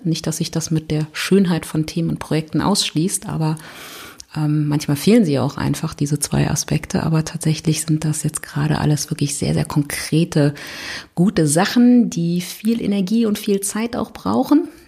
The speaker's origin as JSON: {"language": "German", "region": "Berlin", "country": "Germany", "said": "ich komme aus Berlin"}